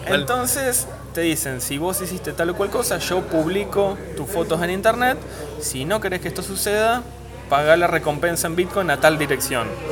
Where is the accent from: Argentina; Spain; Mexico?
Argentina; nosotros como argentinos